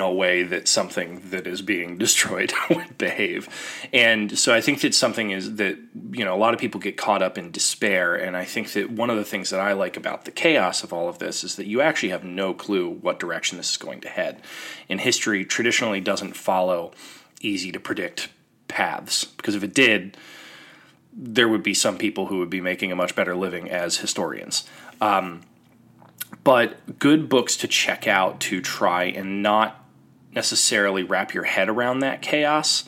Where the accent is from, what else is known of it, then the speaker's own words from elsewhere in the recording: Ohio, United States; my home state in Ohio